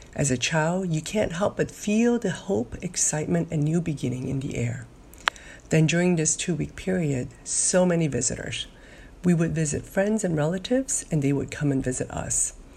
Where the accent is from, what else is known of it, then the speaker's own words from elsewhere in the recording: Hong Kong; moved away; As a child growing up in Hong Kong